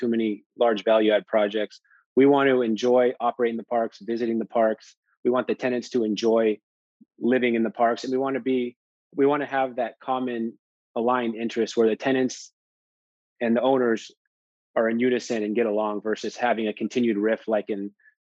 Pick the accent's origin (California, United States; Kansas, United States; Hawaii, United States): California, United States; I'm from California.